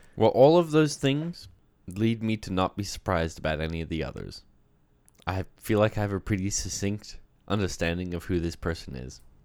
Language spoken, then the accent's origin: English; Australia; moved away; I grew up in Australia. I spent fourteen years there